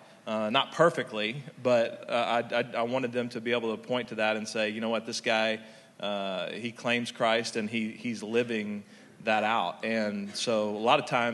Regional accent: Texas, United States; I'm from Texas

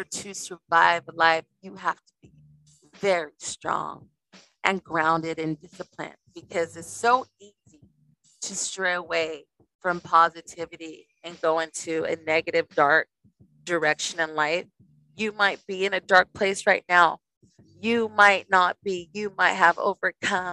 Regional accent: Las Vegas, Nevada, United States; I grew up in Las Vegas, Nevada

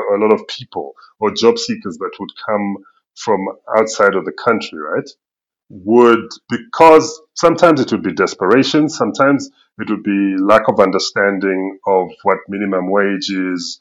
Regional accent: United Kingdom; accent: Queen's English; also born or lived in Zambia; now in South Africa; I grew up in Britain

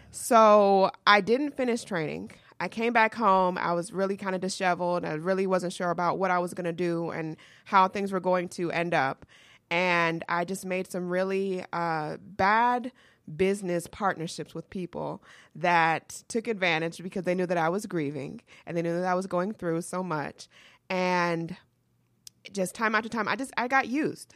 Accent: Atlanta, Georgia, United States; born or raised there; also born or lived in New York

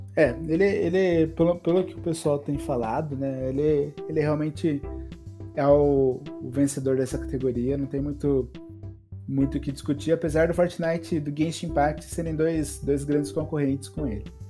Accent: Brazil; Aqui no Brasil, a gente fala gote

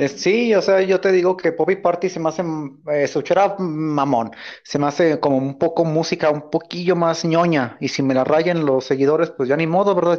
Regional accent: Guanajuato, Mexico; yo soy de Guanajuato

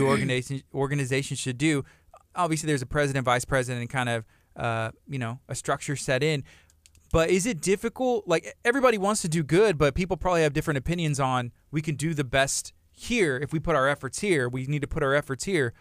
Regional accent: Angleton, Texas, United States; also born or lived in Lake Jackson, Texas / Lamarque, Texas; I was born in Lake Jackson, uh, grew up in Angleton off of Mulberry

